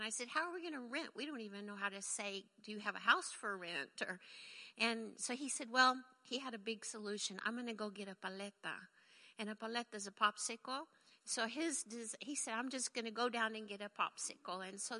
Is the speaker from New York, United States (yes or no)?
no; Texas, United States; moved away as an adult; also born or lived in Waco, Texas / Mexico / Detroit, Michigan; now in Oklahoma, United States; I'm from Texas